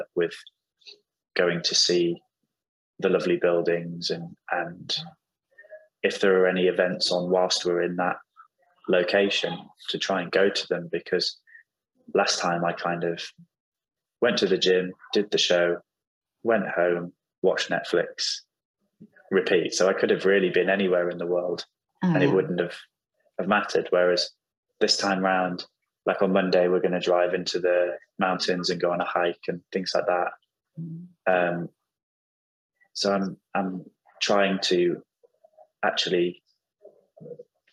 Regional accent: York, Yorkshire and the Humber, United Kingdom; now in London, United Kingdom; My family are all in York, in the northeast of England

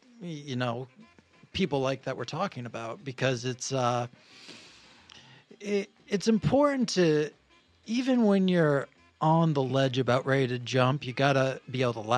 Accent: Maine, United States; moved away as an adult; also born or lived in Oneonta, New York / New York City; now in Los Angeles, United States; I grew up in Maine, went to college in New York.

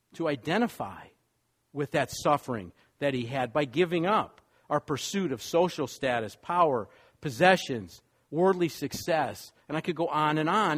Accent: Wisconsin, United States; moved away; also born or lived in New York / Los Angeles; I grew up in Wisconsin

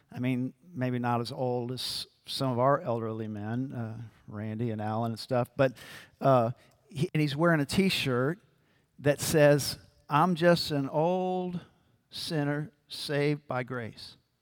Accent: New Orleans, Louisiana, United States; I'm from New Orleans

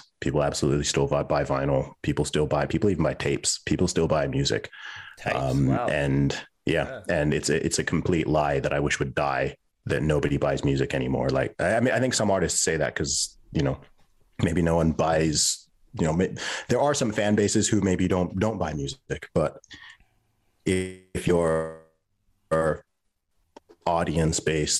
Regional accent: Saudi Arabia; moved away as an adult; also born or lived in England / United Kingdom; So I was born in England. When I was a baby, my family moved to Saudi Arabia. So that's where I was raised, and I went to school there until the age of 11, but actually lived in the country technically until I was 20.

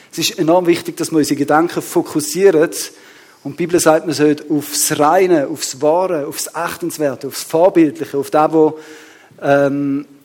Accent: Switzerland; ich weiß nicht, wie bewusst uns da ist, aber wir als Schweizer sind ja sehr ein reinliches Volk.

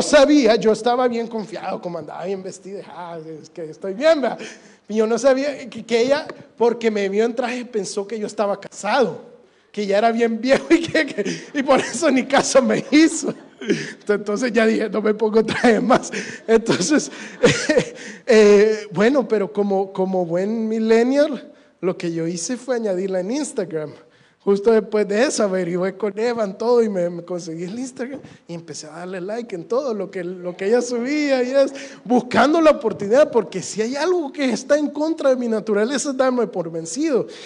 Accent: El Salvador; yo soy un muchacho salvadoreño hecho y derecho

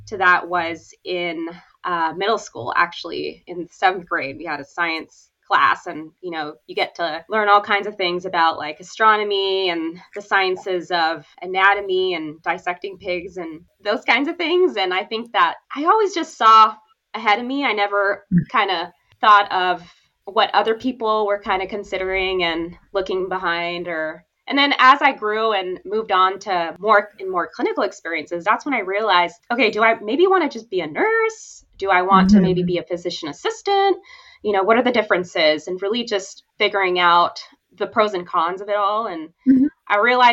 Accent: San Pablo, California, United States; also born or lived in Oakland, California / Newport Beach, California / Irvine, California / Washington State; I myself grew up in San Pablo, California, Bay Area, and I still live here

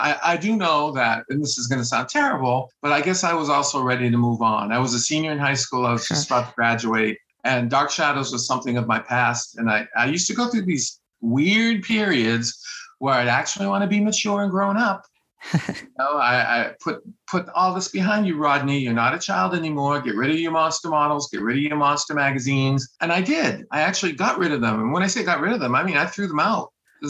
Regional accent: Maine, United States; I said, I came from Maine.

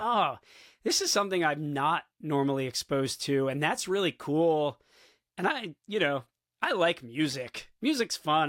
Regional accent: South Florida, United States; now in New York City, United States; I grew up in South Florida

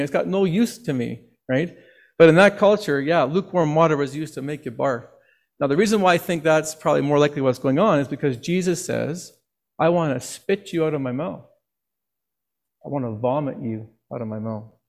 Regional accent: Northwest Territories, Canada; now in Okotoks, Canada; when I grew up in the Northwest Territories

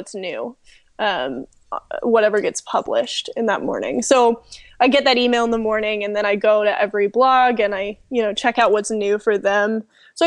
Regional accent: the South, United States; moved away; also born or lived in Southern California; I was born and raised in the South

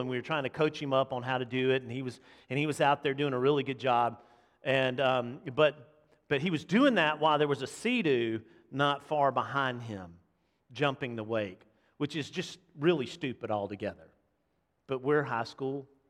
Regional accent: Montgomery, Alabama, United States; We grew up in Montgomery, or my family was in Montgomery, so we being the boys, the … boys, grew up in Montgomery

